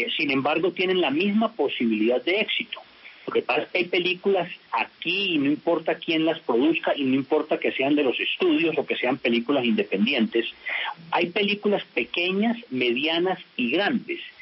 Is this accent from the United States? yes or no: yes; Culver City, California, United States; now in Colombia; yo me crié en Culver City. Yo hice toda la primaria allá